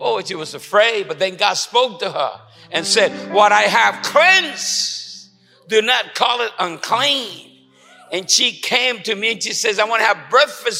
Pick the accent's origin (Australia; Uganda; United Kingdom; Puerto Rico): Puerto Rico; moved away; also born or lived in Chicago / El Paso, Texas; I'm in Puerto Rican